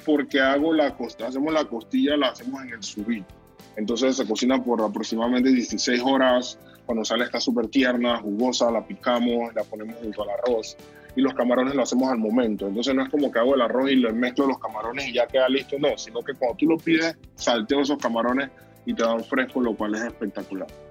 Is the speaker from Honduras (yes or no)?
no; Panama City, Panama; yo nací en Calle Cuarta Río Abajo, un barrio con una, un bagaje cultural muy grande